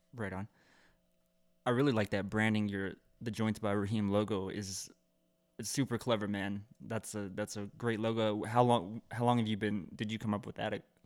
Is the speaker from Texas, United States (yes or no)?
yes; an hour and a half outside of Austin, Texas, United States; now in Austin, United States; I really grew up, like, an hour and a half outside of Austin